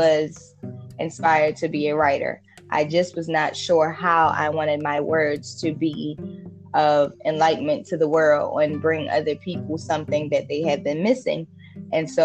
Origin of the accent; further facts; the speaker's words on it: Jamaica; I was born and raised in Jamaica.